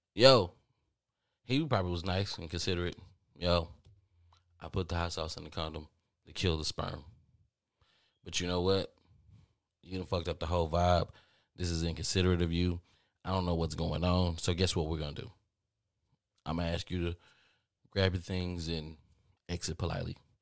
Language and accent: English; the South, United States; I'm from the South